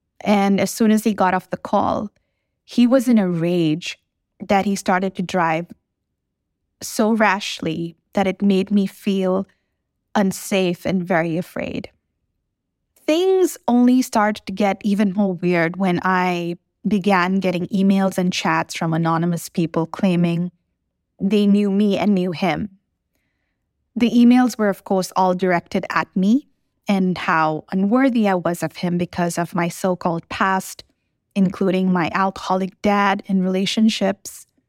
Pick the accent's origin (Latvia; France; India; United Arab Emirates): United Arab Emirates; Dubai; The first memory I have of being a kid was growing up in Dubai with my dad heavily drunk, hitting my mom. Those were turbulent times considering we were in such a situation as an expat in a foreign country.